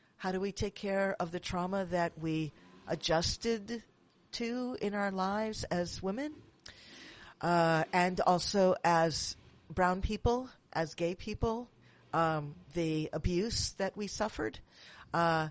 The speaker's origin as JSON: {"language": "English", "town": "New York City", "region": "New York", "country": "United States", "moved": "yes", "lives_now": "San Francisco, United States", "said": "I'm from Manhattan, but I live in San Francisco now"}